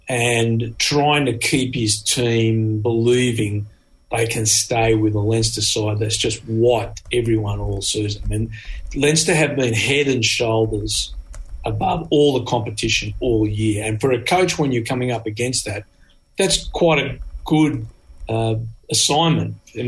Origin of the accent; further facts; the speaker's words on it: Australia; as an Australian, I played a lot of rugby in hot weather